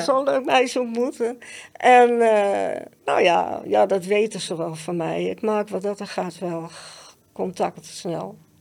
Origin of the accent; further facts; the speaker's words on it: Amsterdam, North Holland, Netherlands; Ik ben geboren en getogen in Amsterdam